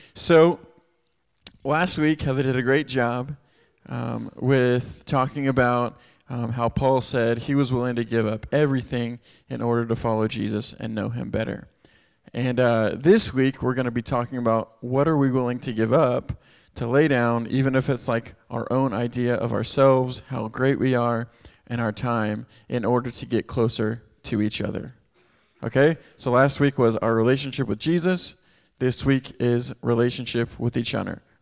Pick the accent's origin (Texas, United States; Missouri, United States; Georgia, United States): Texas, United States; Houston; moved away as an adult; I'm from Texas, grew up in Houston, uh, moved here six years ago to help start this Chi Alpha